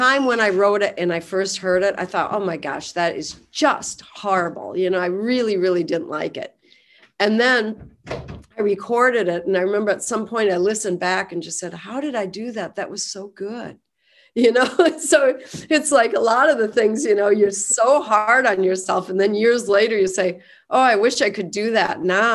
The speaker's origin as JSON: {"language": "English", "country": "United States", "tie": "born or raised there", "said": "we grew up in Cottonwood County."}